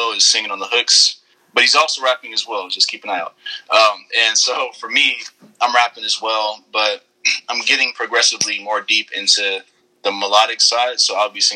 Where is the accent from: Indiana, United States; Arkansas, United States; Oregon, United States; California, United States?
California, United States; Inglewood; It's Inglewood. It's like a little small city in Los Angeles County